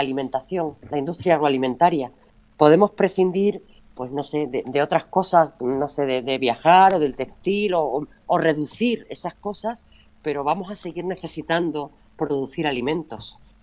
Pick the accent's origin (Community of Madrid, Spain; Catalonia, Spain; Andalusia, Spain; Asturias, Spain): Andalusia, Spain